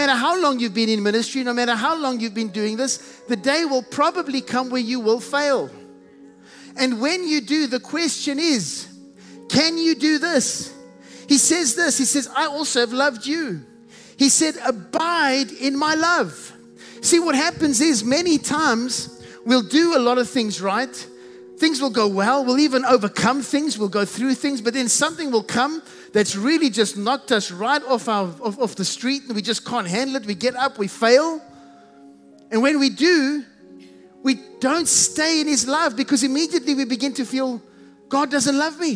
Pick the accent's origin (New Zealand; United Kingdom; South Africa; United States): South Africa; accent: South African; I have a South African accent. I can't get rid of it.